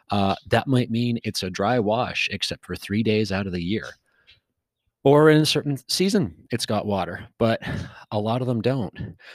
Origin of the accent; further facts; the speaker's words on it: West Coast, United States; You know, I grew up on the West Coast, and there's a lot of green.